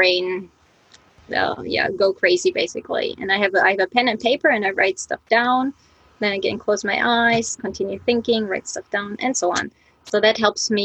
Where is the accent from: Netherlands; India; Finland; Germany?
Germany; East Germany; moved away as an adult; now in Japan; I'm from Germany, that's right, but I'm from East Germany